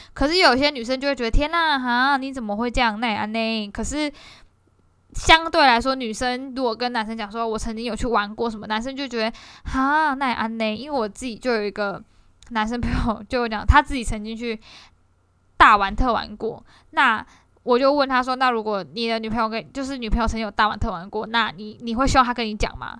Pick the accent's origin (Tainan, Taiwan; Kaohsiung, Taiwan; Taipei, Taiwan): Kaohsiung, Taiwan; 身为一个高雄人